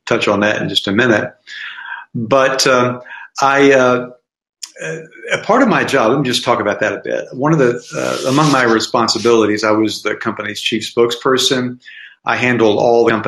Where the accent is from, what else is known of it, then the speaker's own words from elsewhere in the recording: Tennessee, United States; now in Philadelphia, United States; I grew up in Tennessee. Now I live in Philadelphia